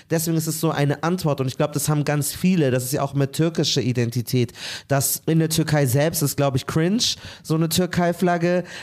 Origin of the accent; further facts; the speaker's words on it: Palestine; guck mal, ich bin Palästinenser, weil mein Name sagt es nicht